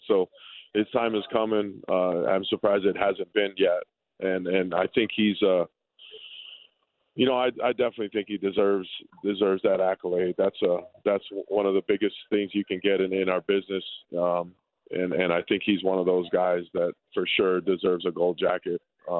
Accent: Hawaii, United States; You know, growing up, we grew up together in Hawaii and we trained together.

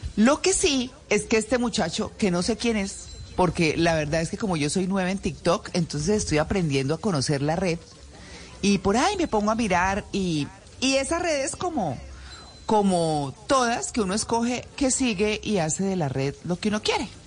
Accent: Colombia; nací en Colombia

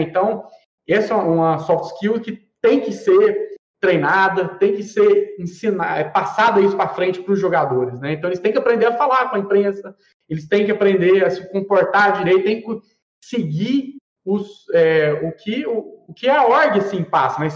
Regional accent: Goiânia, Goiás, Brazil; nós somos aqui né, de Goiânia, aqui de Goiás

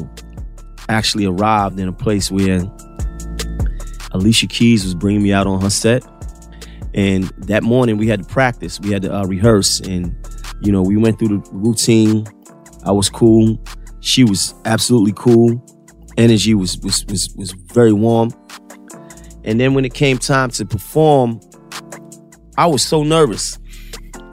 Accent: New York City, New York, United States; I'm a homegrown New York City artist

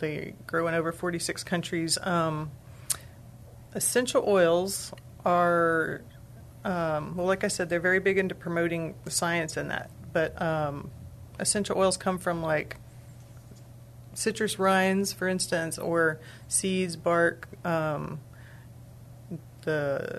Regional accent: Texas, United States; Well, I'm from Texas originally. I've lived a lot of other places. I've been back in the area for 3 years.

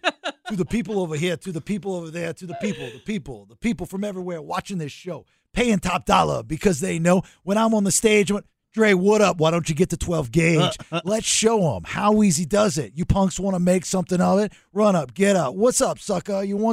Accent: Compton, California, United States; but I grew up in Compton.

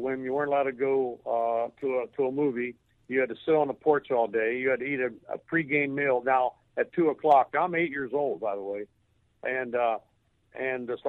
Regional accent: Steubenville, Ohio, United States; growing up in my hometown here of Steubenville, Ohio

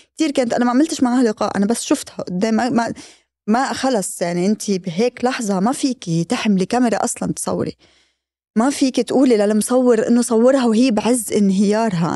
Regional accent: Lebanon; بالنسبة لنا كلبنانيين

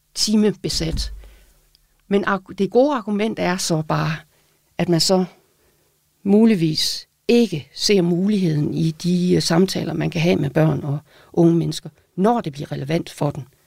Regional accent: Aalborg, North Denmark Region, Denmark; accent: Aalborgensisk; På Aalborgensis, hvor jeg kommer fra

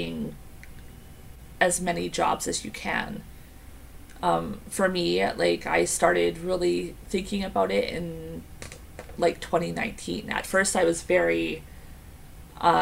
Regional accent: the Okanagan, British Columbia, Canada; also born or lived in Dawson Creek; now in Vancouver, Canada; We moved from Vancouver when I was 9, and we spent some time in the Okanagan, and then when I was 15, we moved up to Dawson Creek up north.

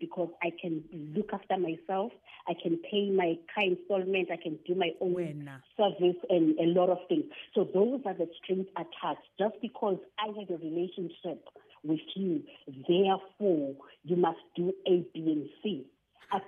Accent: Durban, KwaZulu-Natal, South Africa; I'm from Durban. From Durban

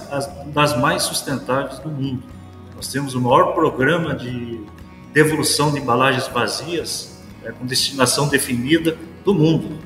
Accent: Paranaguá, Paraná, Brazil; moved away as an adult; now in Rio Verde, Brazil; Eu sou paranaense, natural de Paranaguá, estou com 56 anos

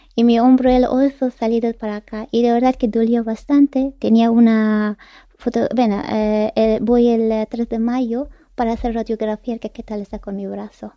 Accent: Kabul, Afghanistan; Spanish is a second language; moved away as an adult; now in Spain; Mi padre es de Parwan, mi madre ah. es de Panjshir y yo nací en Kabul

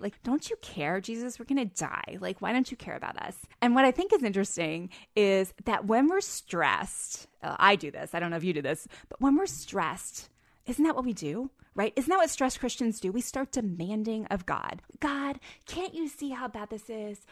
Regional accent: Pennsylvania, United States; I grew up in Pennsylvania.

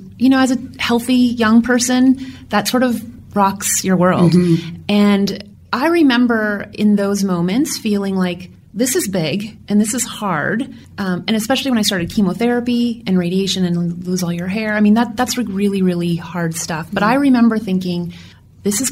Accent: Kitchener, Ontario, Canada; moved away as an adult; also born or lived in Rochester, New York; I was born in Kitchener

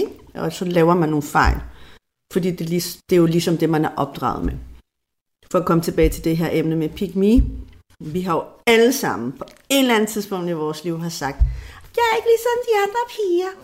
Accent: Denmark; vi er fra Danmark

